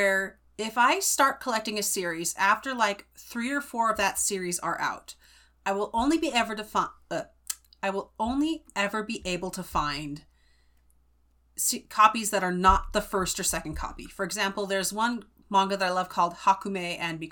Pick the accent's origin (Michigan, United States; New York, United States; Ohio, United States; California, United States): California, United States; I grew up in California.